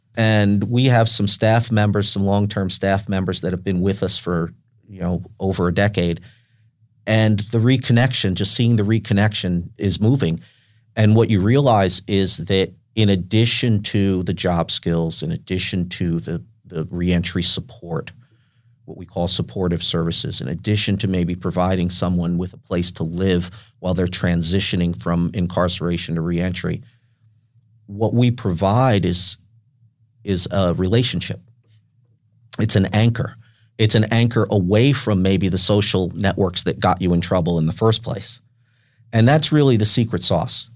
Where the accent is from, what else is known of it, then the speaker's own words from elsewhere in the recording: Westchester County, New York, United States; now in San Diego, United States; I grew up in Westchester County, in, in New York, just north of New York City